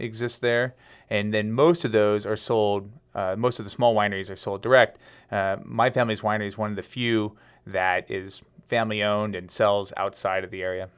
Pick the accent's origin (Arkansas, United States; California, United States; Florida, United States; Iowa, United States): California, United States; Madera; also born or lived in Lodi, California; I was born in Lodi, but, um, I grew up in Madera, which is a, uh, a small town, a farming town in just north of Fresno